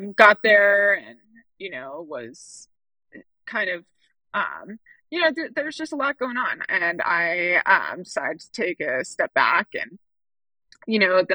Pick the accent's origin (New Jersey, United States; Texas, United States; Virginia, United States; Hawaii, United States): Hawaii, United States; growing up in Hawaii